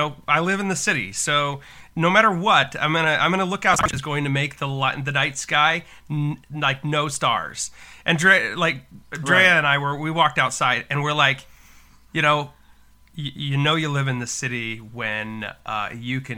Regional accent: Boise, Idaho, United States; I was born in Boise, and then a lot of my extended family lives in Idaho

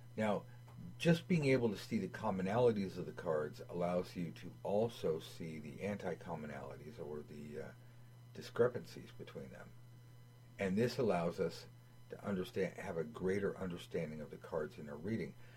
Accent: United States; growing up in America

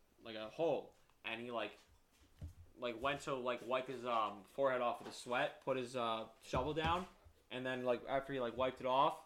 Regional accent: New York, United States; I'm from New York.

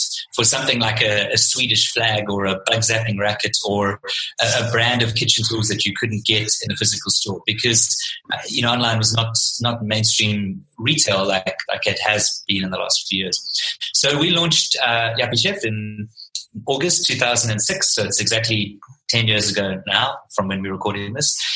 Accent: Pietermaritzburg, KwaZulu-Natal, South Africa; moved away as an adult; now in Cape Town, South Africa; I'm originally from Pietermaritzburg

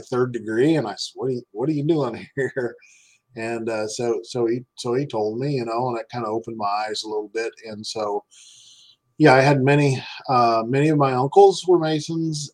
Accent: Clay Center, Kansas, United States; moved away; also born or lived in Salina, Kansas; I moved away from Clay Center to Salina

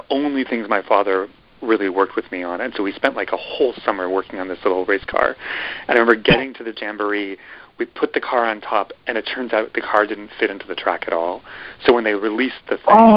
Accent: Midwest, United States; I'm from the Midwest

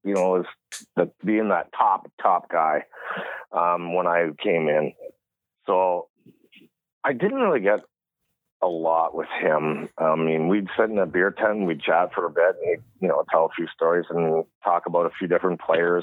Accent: Stratford, Ontario, Canada; that's my hometown

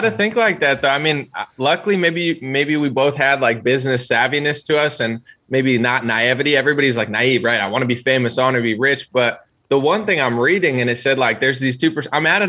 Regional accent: New Jersey, United States; Central. I moved like 10 times, but like Central New Jersey.

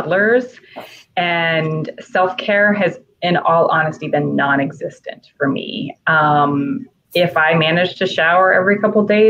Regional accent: Kansas, United States; We both went to the same college. We're from Kansas

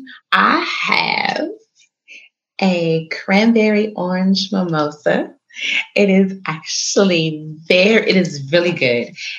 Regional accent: Chicago, Illinois, United States; my hometown, the city of Chi

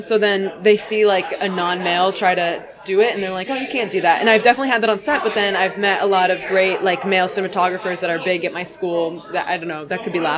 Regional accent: Connecticut, United States; I'm from Connecticut, born and raised everywhere in Connecticut, pretty much except the tail

